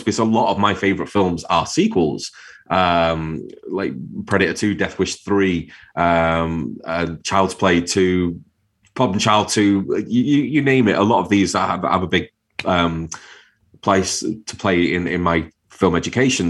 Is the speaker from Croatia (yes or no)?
no; Manchester, North West England, United Kingdom; moved away as an adult; also born or lived in Wirral (across the water from Liverpool); I grew up in Manchester, lived there all my life